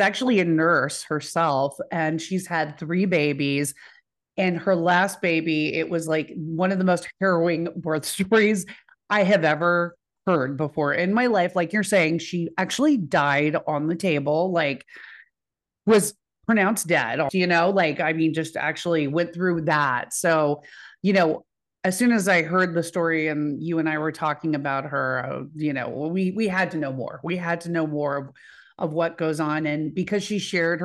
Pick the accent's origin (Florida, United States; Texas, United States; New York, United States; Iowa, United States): Texas, United States; Dallas; I'm from Dallas